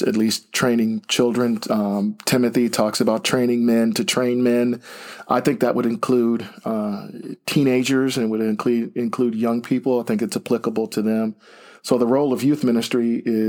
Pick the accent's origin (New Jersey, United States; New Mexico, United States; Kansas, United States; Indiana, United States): Indiana, United States; Greencastle; moved away as an adult; now in Pennsylvania, United States; I'm originally from Greencastle, Indiana. Been in Pennsylvania since 1989